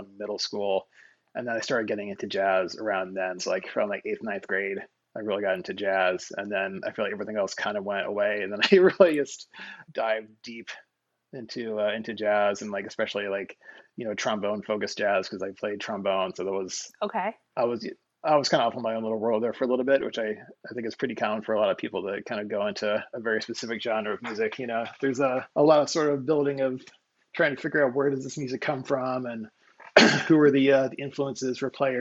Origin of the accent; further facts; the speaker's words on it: Hannibal, Missouri, United States; moved away; I was from Hannibal, Missouri, this little town of 20,000 people